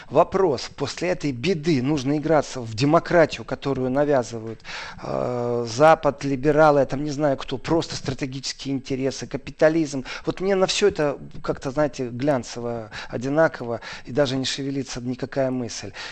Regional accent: Moldova; я говорю, я приехал из Молдовы.

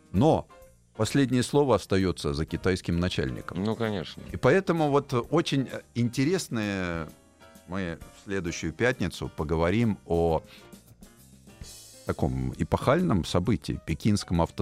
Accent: Moscow, Russia; я тоже, я москвич в четвертом

